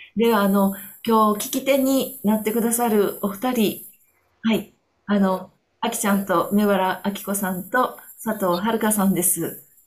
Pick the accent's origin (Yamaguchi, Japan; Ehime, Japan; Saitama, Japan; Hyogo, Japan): Hyogo, Japan; Kobe; moved away as an adult; now in Onishi, Japan; 私は、あの、神戸生まれの神戸育ちなんですけれども、10年前に311の後にどういうわけか、西からこっちの方に東に移ってきました。